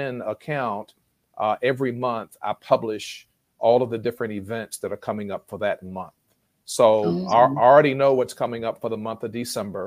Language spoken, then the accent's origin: English; Richmond, Virginia, United States; my hometown of Richmond, Virginia